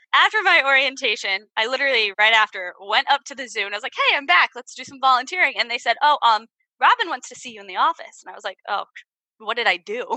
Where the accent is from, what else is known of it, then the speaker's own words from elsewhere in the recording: Virginia, United States; also born or lived in Ohio; Southern girl in Ohio because I'm from Virginia.